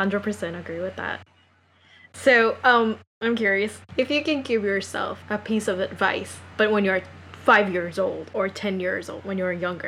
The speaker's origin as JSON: {"language": "English", "region": "New York", "country": "United States", "said": "I think, especially as a New Yorker, we often drink coffee more than we drink water."}